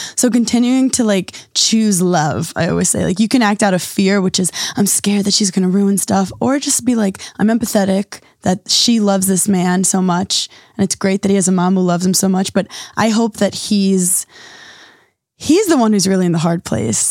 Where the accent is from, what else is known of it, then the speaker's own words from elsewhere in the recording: New York City, New York, United States; I grew up in New York City